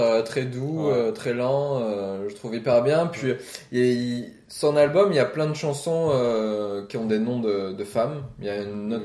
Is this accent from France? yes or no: yes; France; moved away; also born or lived in Iceland; je suis français